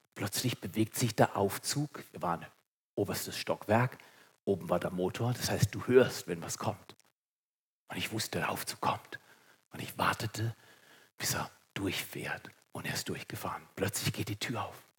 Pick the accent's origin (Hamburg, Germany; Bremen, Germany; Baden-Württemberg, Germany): Baden-Württemberg, Germany; Segeten; als Schwarzwälder